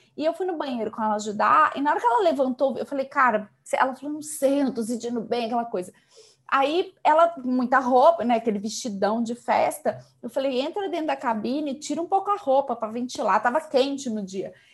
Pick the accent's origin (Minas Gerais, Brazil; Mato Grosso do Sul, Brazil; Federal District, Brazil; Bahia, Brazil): Minas Gerais, Brazil; Belo Horizonte; accent: mineiro; moved away; falar com mineiros é bom pra matar a saudade, só pelo, pelo nosso sotaque maravilhoso